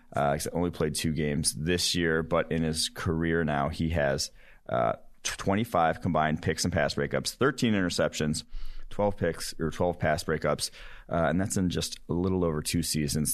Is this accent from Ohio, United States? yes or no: yes; Cincinnati, Ohio, United States; my hometown Bearcats